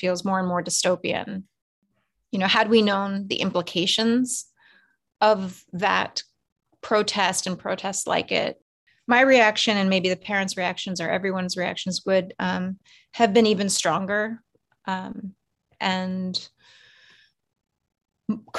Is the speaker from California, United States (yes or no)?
yes; Irvine, California, United States; now in New York City, United States; my home state